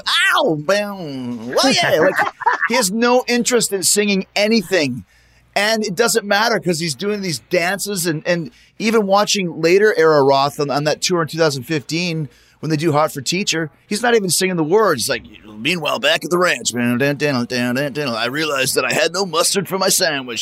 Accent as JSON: {"language": "English", "town": "Winnipeg", "region": "Manitoba", "country": "Canada", "tie": "born or raised there", "said": "I grew up in Winnipeg"}